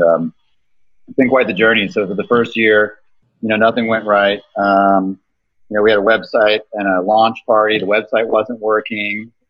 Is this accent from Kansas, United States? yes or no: yes; Kansas, United States; I'm an entrepreneur from Kansas, uh, based out of Wichita